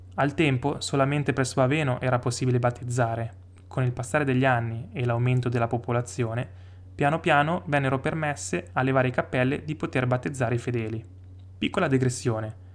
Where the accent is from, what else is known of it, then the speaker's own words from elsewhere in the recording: Stresa, Piedmont, Italy; sono nato e cresciuto a Stresa